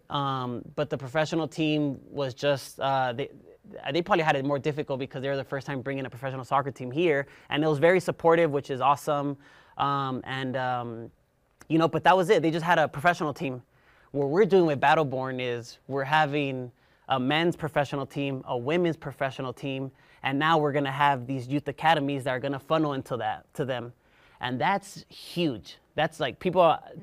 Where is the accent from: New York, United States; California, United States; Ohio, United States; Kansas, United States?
California, United States; Compton; moved away as an adult; now in Northern Nevada, United States; I'm from Southern California, where Compton, California, Linwood, very inner city-ish, you know, where you really have to work hard. And growing up, you know, my family, My dad's from Mexico, my mom's from El Salvador, you know, and there's eight of us, and we grew up in a two-bedroom house